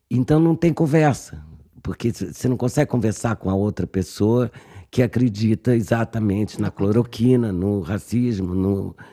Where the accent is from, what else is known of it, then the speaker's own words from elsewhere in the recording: Brazil; moved away; para ser muito brasileira